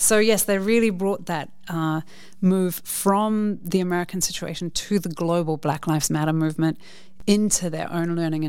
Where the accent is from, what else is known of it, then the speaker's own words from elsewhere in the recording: New Zealand; now in Netherlands; growing up in New Zealand